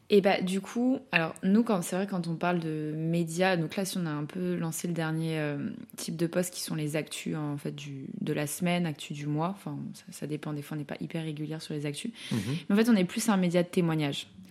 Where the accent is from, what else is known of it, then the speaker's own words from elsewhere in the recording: Lyon, Auvergne-Rhône-Alpes, France; now in Paris, France; je suis originaire de Lyon, maintenant je vis à Paris